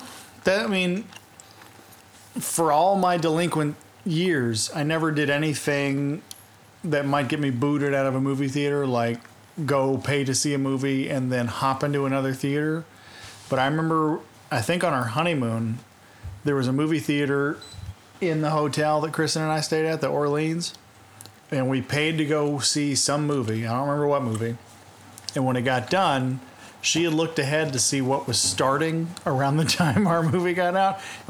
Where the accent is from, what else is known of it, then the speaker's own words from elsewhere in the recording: New Zealand; No, I'm actually from New Zealand.